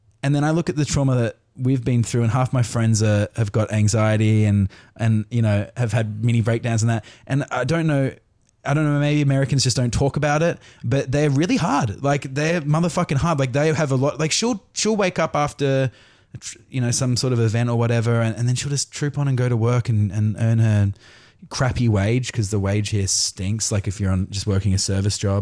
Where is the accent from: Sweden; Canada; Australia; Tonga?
Australia; moved away as an adult; also born or lived in London, United Kingdom; now in Los Angeles, United States; I was born in England, and then we came to Australia when I was 5, did primary school, secondary school, went, I moved back to England, came back